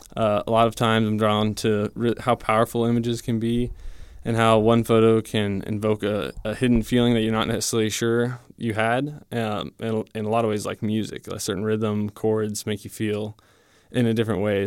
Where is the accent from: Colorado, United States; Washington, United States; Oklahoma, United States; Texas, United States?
Colorado, United States; Divide; moved away; I'm from Divide, Colorado